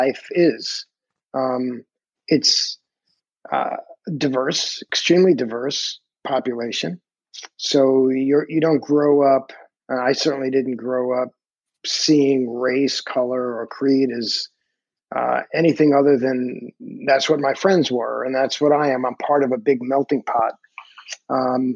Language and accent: English; New York City, New York, United States; moved away as an adult; also born or lived in Brooklyn, New York / Manhattan, New York; now in Portland, United States; I grew up in New York City during the 60s and 70s